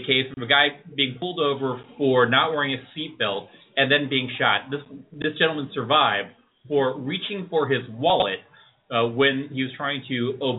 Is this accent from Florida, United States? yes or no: yes; Miami, Florida, United States; I grew up in Miami, and I grew up at a white kid from public school, a minority growing up